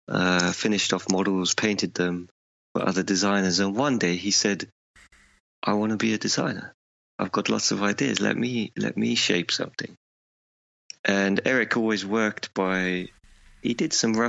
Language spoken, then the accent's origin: English; United Kingdom; I'm British